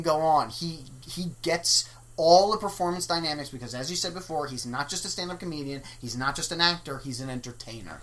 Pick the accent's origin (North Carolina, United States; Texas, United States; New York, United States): New York, United States; New York City; now in Los Angeles, United States; I am born and raised in New York City